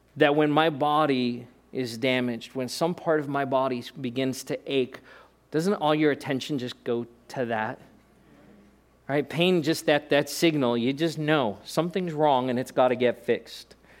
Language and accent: English; South Africa; moved away; being born in South Africa